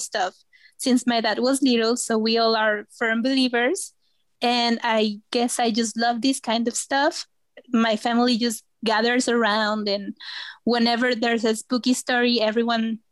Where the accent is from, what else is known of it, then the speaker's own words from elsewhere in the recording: Veracruz, Mexico; also born or lived in Xalapa; I'm from Veracruz, the beautiful state of Veracruz, which is just next to the Gulf of Mexico. And I live in the capital city, which is Jalapa.